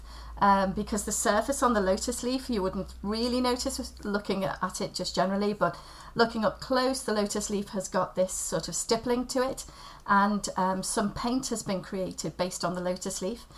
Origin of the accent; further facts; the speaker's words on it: Liverpool, North West England, United Kingdom; also born or lived in Wirral; I grew up on the outskirts of Liverpool. I was born over in the Wirral